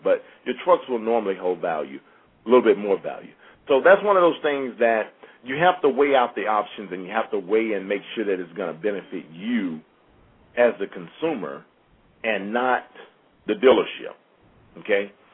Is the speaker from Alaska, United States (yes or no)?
no; Mississippi, United States; I'm from Mississippi